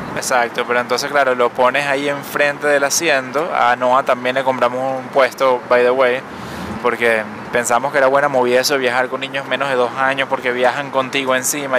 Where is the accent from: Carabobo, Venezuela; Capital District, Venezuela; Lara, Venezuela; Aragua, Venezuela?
Capital District, Venezuela; Caracas; also born or lived in New York; now in Miami, United States; caraqueña como nosotros